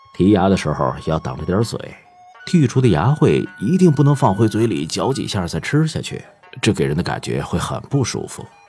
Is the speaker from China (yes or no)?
yes; Tianjin, China; 我出生在一个平常的老天津卫家庭，祖上就住在梁家嘴儿的后花胡同儿，后来搬到河北陈家沟子